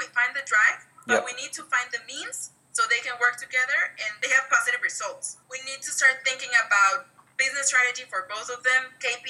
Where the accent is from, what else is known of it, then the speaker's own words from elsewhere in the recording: Monterrey, Nuevo León, Mexico; from Monterrey, from my hometown.